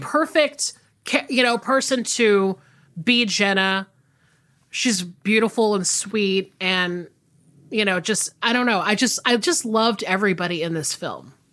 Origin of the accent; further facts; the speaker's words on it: the South, United States; I'm from the South.